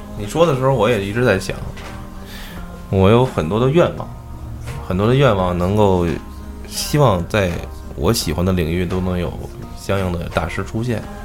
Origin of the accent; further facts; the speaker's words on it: China; 我作为一个中国人